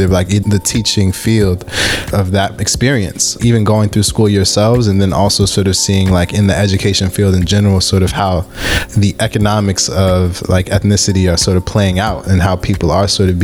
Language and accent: English; Buffalo, New York, United States; I was born in Buffalo